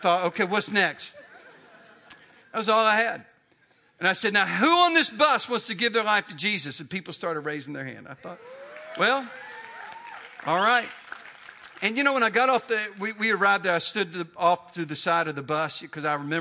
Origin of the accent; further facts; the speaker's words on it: Greensboro, North Carolina, United States; also born or lived in Chapel Hill; my hometown of Greensboro.